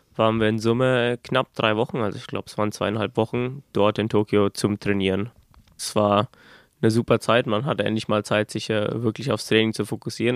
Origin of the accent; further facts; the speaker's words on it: Germany; bei uns in Deutschland